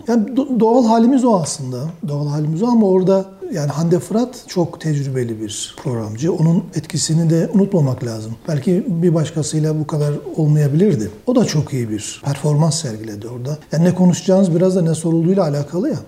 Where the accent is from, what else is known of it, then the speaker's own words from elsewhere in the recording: Black Sea region, Trabzon, Turkey; also born or lived in Istanbul; now in Ankara, Turkey; biz Karadenizliyiz neticede bizim şey parlama noktamız, kaynama noktamız çok düşük